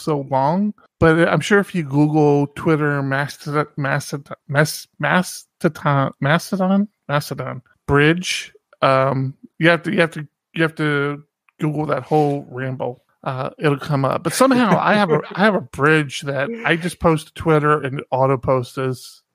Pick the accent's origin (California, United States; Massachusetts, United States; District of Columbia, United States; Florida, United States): District of Columbia, United States; Washington; D.C., where I'm from